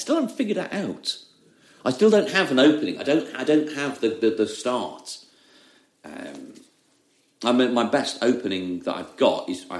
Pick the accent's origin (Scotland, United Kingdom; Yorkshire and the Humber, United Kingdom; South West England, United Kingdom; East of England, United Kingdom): Yorkshire and the Humber, United Kingdom; Leeds; accent: Leeds; like over Christmas, my Leeds accent came back.